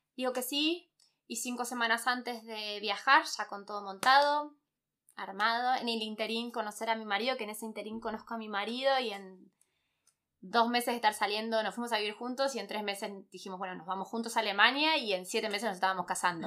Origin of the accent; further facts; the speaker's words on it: Buenos Aires, Argentina; moved away as an adult; now in Germany; Yo salí de Buenos Aires